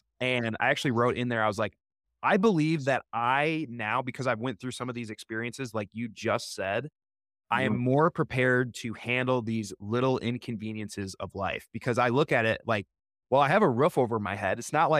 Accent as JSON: {"language": "English", "region": "Oregon", "country": "United States", "said": "we're from Oregon, so we couldn't see the apartment."}